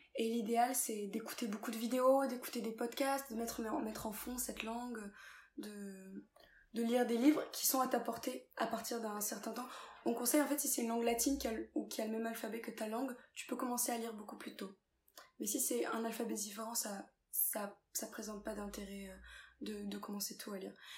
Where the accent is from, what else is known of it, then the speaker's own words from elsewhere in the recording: France; also born or lived in England; je suis française, je suis française